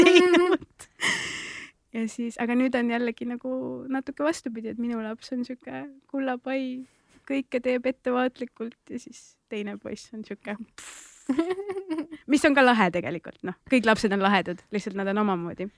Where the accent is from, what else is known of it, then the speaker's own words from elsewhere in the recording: Tallinn, Harju County, Estonia; olen üles kasvanud Nõmmel, no laagris seal